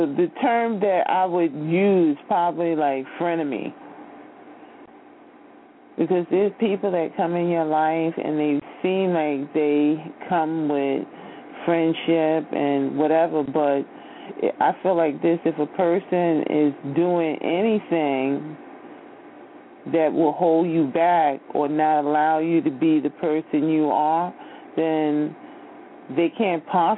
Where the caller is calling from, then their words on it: New York, United States; I'm from New York.